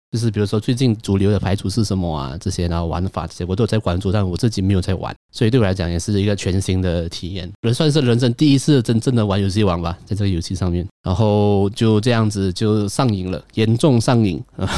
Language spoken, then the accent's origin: Chinese; Malaysia; 我是马来西亚人